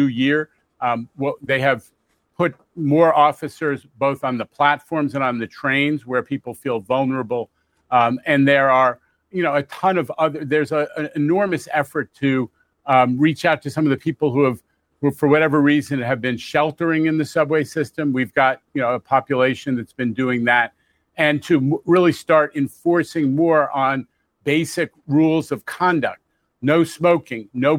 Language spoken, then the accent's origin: English; New York City, New York, United States; I grew up in New York in the 70s.